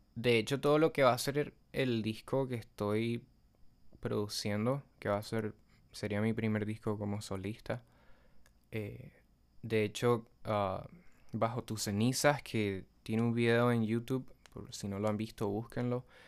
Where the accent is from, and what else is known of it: Nicaragua; also born or lived in Buenos Aires, Argentina